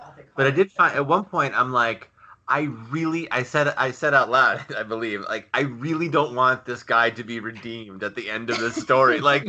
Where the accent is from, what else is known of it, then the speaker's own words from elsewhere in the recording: Cleveland, Ohio, United States; I grew up in Cleveland